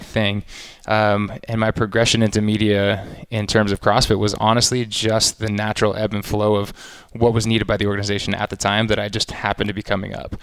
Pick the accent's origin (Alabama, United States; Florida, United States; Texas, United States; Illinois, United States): Texas, United States; Austin; I grew up in Austin, Texas